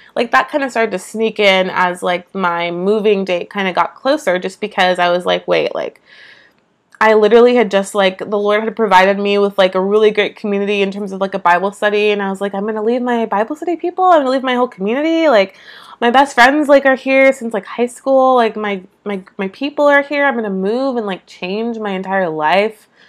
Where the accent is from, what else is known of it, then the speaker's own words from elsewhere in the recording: East Bay, San Francisco Bay Area, California, United States; moved away as an adult; now in Georgia, United States; Never have lived anywhere besides California in my entire life. Never anywhere besides the East Bay in California specifically. I'm from the Bay Area.